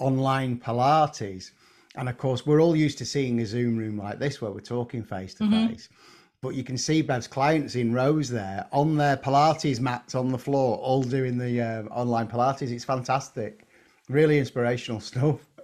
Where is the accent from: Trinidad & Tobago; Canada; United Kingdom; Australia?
United Kingdom; England; as English people